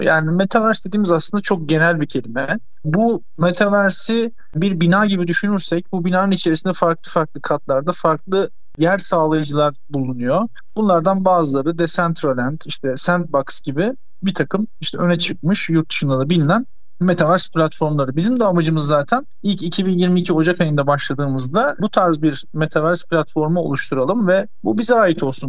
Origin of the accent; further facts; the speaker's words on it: Istanbul, Turkey; 1981 İstanbul doğumluyum.